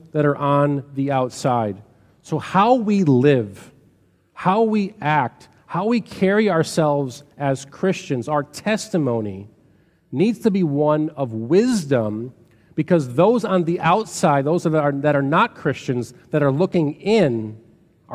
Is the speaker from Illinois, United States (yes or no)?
yes; Chicago, Illinois, United States; I grew up on the South Side of Chicago